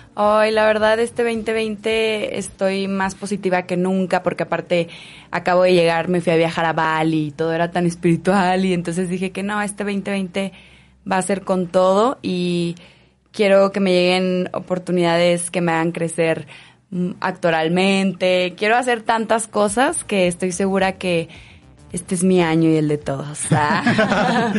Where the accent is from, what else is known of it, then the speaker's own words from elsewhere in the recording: Guadalajara, Jalisco, Mexico; now in Mexico City, Mexico; yo soy de Guadalajara. Y llevo 10 años en el DF